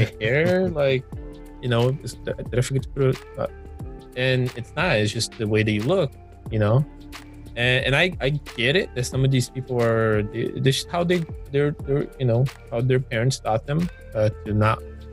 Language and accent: English; Brazil; also born or lived in Orlando, Florida; now in Georgia, United States; growing up in Brazil